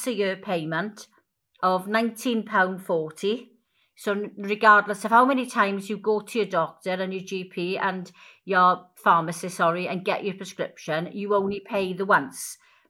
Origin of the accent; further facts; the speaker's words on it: Wales, United Kingdom; I'm Welsh